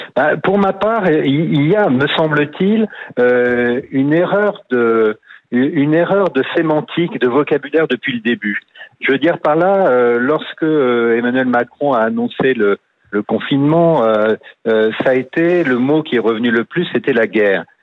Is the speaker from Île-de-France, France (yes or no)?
no; Nouvelle-Aquitaine, France; je suis du Sud-Ouest